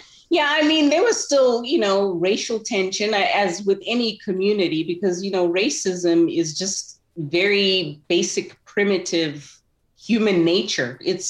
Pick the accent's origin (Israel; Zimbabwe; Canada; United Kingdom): Zimbabwe; So I enjoyed growing up in Zimbabwe. It was a great place to grow up.